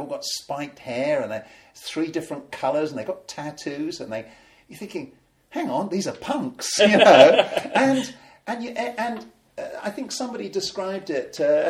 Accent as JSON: {"language": "English", "town": "Colchester", "region": "East of England", "country": "United Kingdom", "tie": "born or raised there", "also_born_or_lived": "Ipswich", "said": "in my hometown, right, Colchester, Britain's oldest town"}